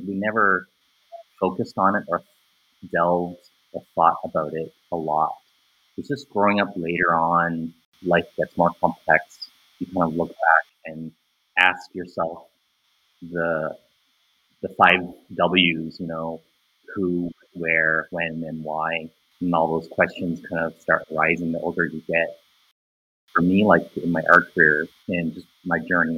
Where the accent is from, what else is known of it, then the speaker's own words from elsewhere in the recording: Ottawa, Ontario, Canada; I'm a local visual artist based here in Ottawa. I was born and raised here in Ottawa.